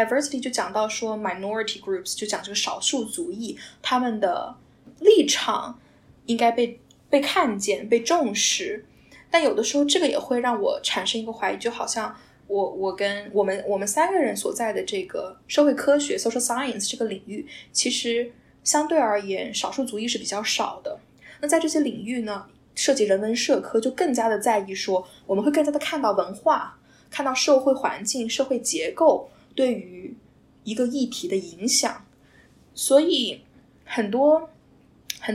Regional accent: China; now in North America; 我们中国在中国大家很喜欢说老外，

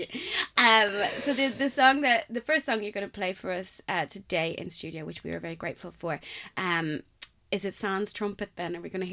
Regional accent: Ireland; as an Irish person

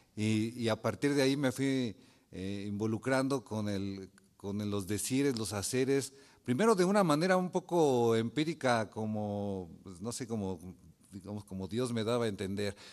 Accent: Mexico City, Mexico; moved away as an adult; yo soy originario de la Ciudad de México

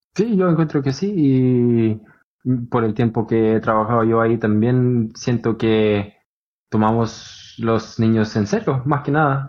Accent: Oslo, Norway; en donde yo nací en Holmland

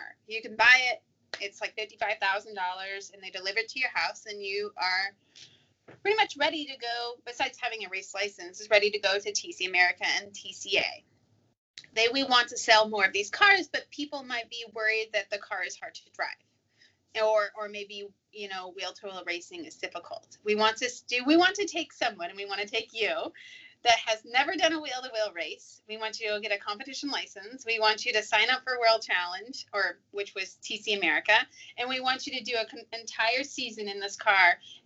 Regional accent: Arizona, United States; I'm from Arizona

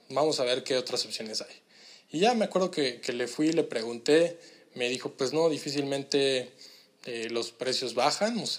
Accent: Mexico; Eh, pues nosotros venimos de México, fíjate que estamos en un programa así, asado

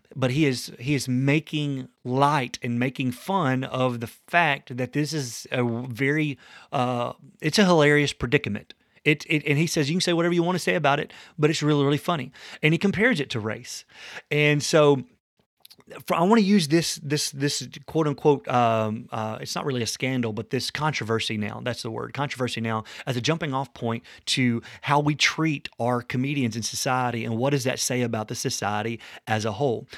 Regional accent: the South, United States; as a young man coming from the South

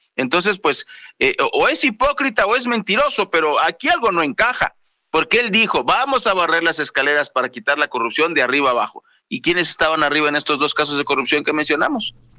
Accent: Mexico; como mexicano, como ciudadano

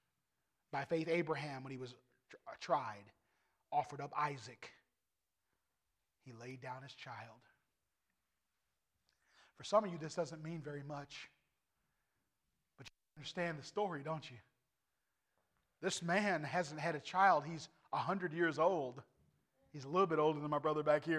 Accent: United States; I'm an American through and through

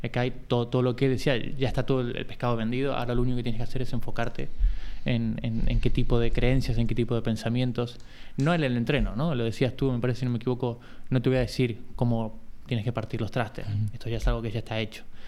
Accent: Buenos Aires, Argentina; moved away as an adult; now in Barcelona, Spain; Soy de, primero soy de Buenos Aires, o sea, hace 20 años que vivo aquí en Barcelona, tengo 40

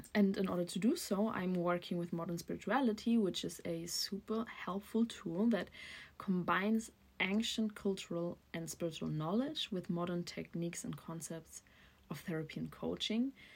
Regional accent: Germany; also born or lived in Berlin; I'm from Germany and I'm currently living in Berlin.

